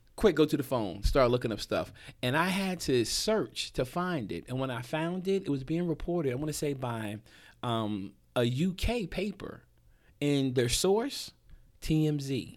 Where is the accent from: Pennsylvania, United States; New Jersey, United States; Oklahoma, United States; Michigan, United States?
New Jersey, United States; moved away as an adult; also born or lived in Hampton, Virginia; I grew up in Jersey